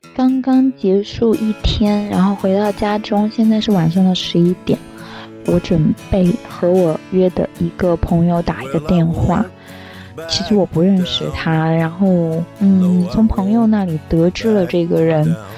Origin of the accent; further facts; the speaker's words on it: Anhui, China; moved away as an adult; now in Hong Kong; 我是安徽人